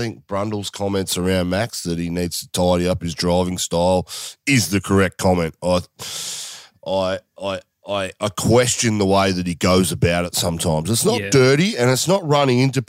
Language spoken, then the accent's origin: English; Australia; as an Australian